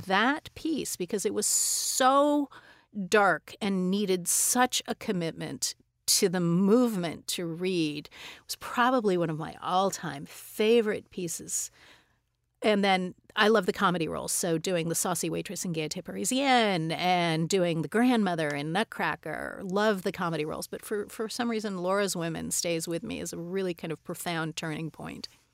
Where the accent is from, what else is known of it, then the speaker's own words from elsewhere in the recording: Tucson, Arizona, United States; I grew up in Tucson, Arizona